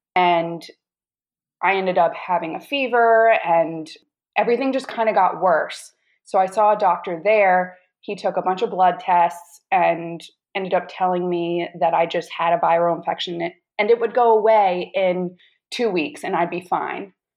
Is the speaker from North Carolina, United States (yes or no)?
yes; North Carolina, United States; moved away as an adult; now in Washington, D.C., United States; Originally from North Carolina, moved to D.C. eight years ago, and currently still in DC.